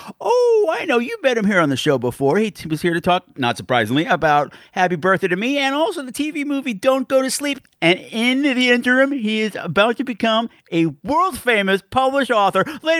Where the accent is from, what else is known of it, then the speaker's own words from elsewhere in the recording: Long Island, New York, United States; I grew up on Long Island, 10 minutes from that house.